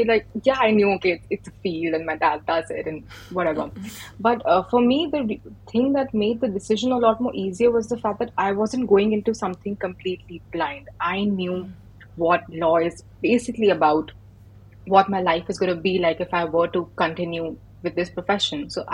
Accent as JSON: {"language": "English", "country": "India", "moved": "as an adult", "lives_now": "Glasgow, United Kingdom", "said": "I'm an Indian international student at the University of Glasgow in Scotland"}